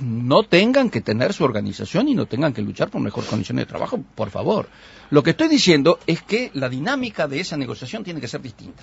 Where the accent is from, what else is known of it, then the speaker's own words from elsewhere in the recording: Uruguay; somos todos los uruguayos